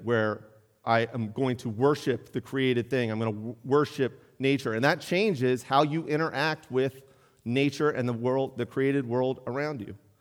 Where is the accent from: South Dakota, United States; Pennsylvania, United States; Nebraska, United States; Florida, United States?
Pennsylvania, United States; Pittsburgh; now in Mount Airy, United States; I grew up in Pittsburgh